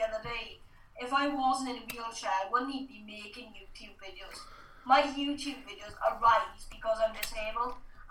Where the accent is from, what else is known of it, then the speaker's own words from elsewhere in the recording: South Wales, United Kingdom; because I'm from South Wales, I had to have a different dialect.